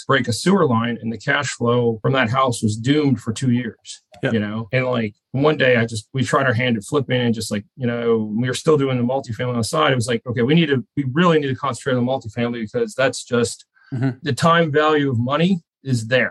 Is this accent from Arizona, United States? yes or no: no; Cincinnati, Ohio, United States; moved away as an adult; now in Houston, United States; born and raised in Cincinnati.